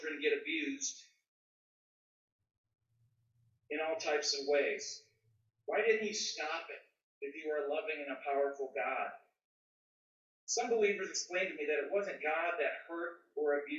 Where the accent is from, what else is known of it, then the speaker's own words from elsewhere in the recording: Midwest, United States; I am from the Midwest